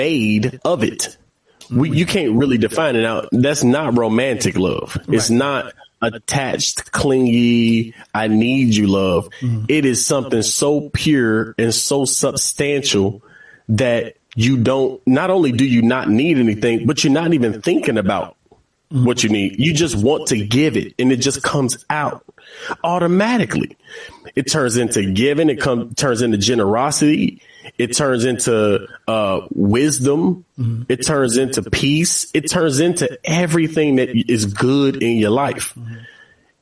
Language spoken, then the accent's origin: English; Cincinnati, Ohio, United States; I'm from Cincinnati, Ohio